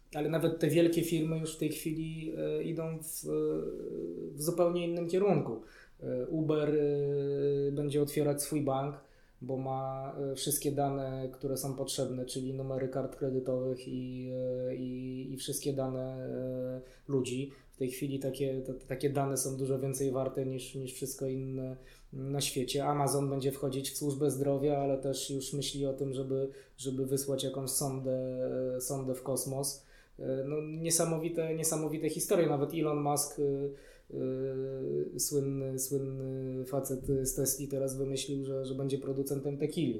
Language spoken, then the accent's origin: Polish; Warsaw, Masovian Voivodeship, Poland; wychowałem się w Warszawie, urodziłem się w Warszawie